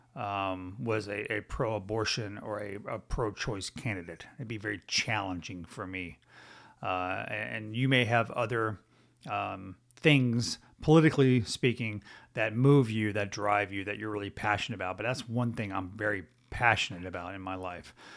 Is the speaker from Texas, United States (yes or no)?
yes; Texas, United States; I'm a United States citizen, before I am a Texan